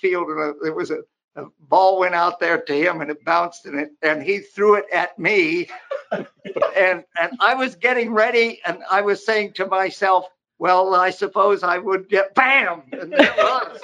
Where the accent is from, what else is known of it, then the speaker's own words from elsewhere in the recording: West Virginia, United States; moved away; also born or lived in Panama; I grew up in West Virginia, and we're about 50 miles from Pittsburgh